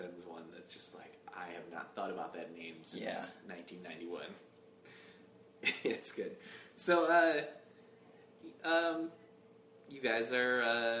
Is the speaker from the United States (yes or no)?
yes; Michigan, United States; moved away; I grew up in Michigan originally, but the closest big city to where I lived was Chicago